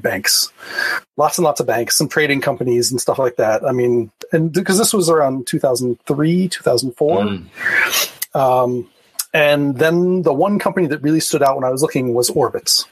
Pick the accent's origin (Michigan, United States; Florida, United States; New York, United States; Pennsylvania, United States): Florida, United States; Miami; moved away as an adult; also born or lived in Bay Area; now in Chicago, United States; I grew up in Miami, and so that's where my technical career started.